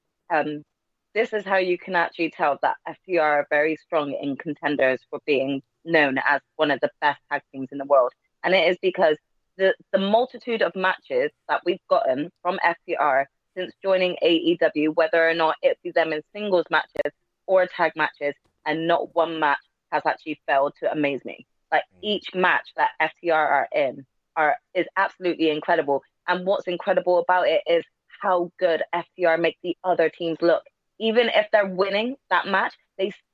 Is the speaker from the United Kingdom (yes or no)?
yes; United Kingdom; for us Brits